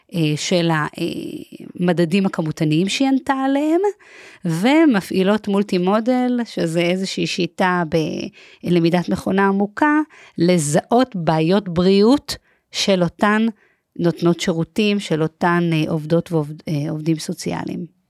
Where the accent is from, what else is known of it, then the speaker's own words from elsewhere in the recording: Herzliya, Tel Aviv District, Israel; השכונה שגדלתי בה הייתה שכונת נווה עמל, שביב, בהרצליה